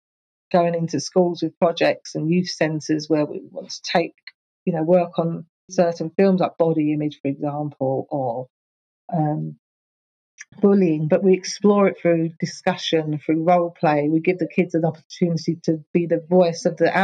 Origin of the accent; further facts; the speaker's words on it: Enfield, London, United Kingdom; moved away as an adult; also born or lived in Ponders End / Palmers Green / Southgate; now in Essex, United Kingdom; I grew up in Enfield, all North London.